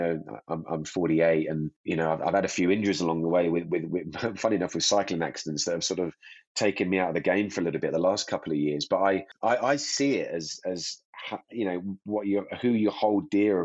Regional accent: Hemel Hempstead, East of England, United Kingdom; now in Verbier, Switzerland; I'm a Brit, you know, from a background near in Hemel Hempstead that skied on a dry ski slope

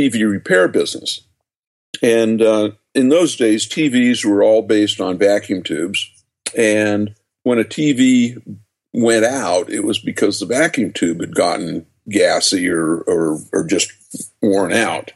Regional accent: just outside of Salt Lake City, Utah, United States; I was born and raised in just outside of Salt Lake City

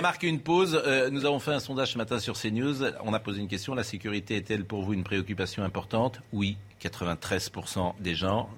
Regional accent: Nantes, Pays de la Loire, France; moved away; tous les deux, nous sommes nantais, je le dis pour les téléspectateurs, nous avons grandi entre la place Royale et la place Graal.

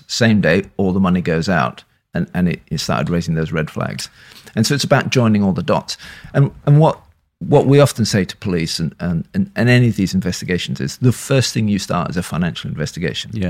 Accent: Leeds, Yorkshire and the Humber, United Kingdom; also born or lived in London; now in Bristol, United Kingdom; I was born in Leeds. I'm a Yorkshireman.

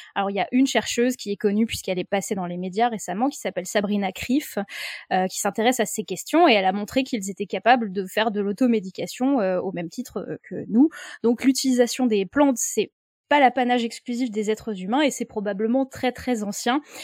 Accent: France; chez nous en France

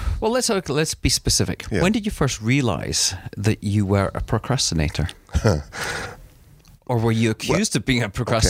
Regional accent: East Coast of Scotland, United Kingdom; I was brought up in East Coast of Scotland and very sort of Protestant.

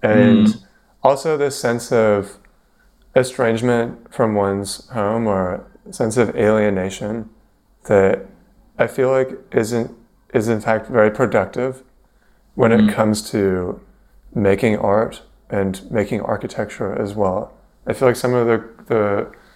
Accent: Vancouver, British Columbia, Canada; moved away as an adult; now in London, United Kingdom; I'm from Vancouver, moved to London 7 years ago

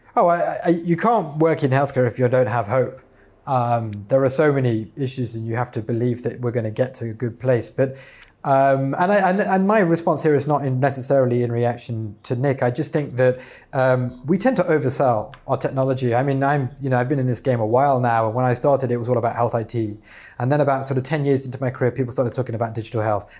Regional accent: United Kingdom; as we say in the U K

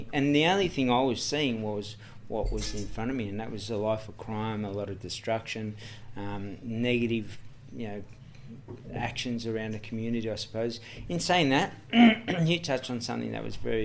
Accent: Sydney, New South Wales, Australia; I grew up in Redfern, Everly Street, Redfern

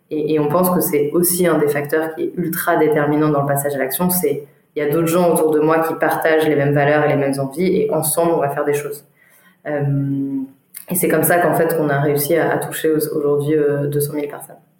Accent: Grenoble, Auvergne-Rhône-Alpes, France; moved away as an adult; now in Paris, France; j'ai grandi pendant, pendant 20 ans à Grenoble

